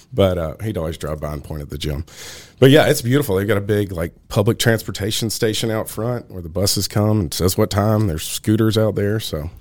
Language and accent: English; Nashville, Tennessee, United States; also born or lived in Brentwood; I'm from Nashville, born and raised.